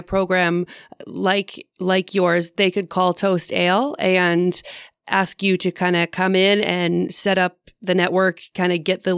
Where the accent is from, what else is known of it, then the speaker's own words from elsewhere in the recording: Canada; I'm Canadian, by the way, I'm calling you from Canada